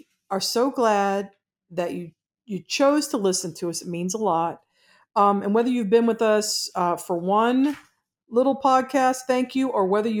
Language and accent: English; Georgia, United States; I'm from Georgia